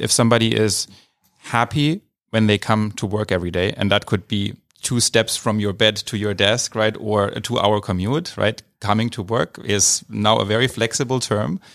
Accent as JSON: {"language": "English", "town": "Idar-Oberstein", "region": "Rhineland-Palatinate", "country": "Germany", "also_born_or_lived": "Mainz, Germany / California, United States", "moved": "as an adult", "lives_now": "San Francisco, United States", "said": "Originally from Germany and, um, from a, uh, the state, uh, of Rheinland-Pfalz. Um, I'm from a town called Ida Oberstein, small city"}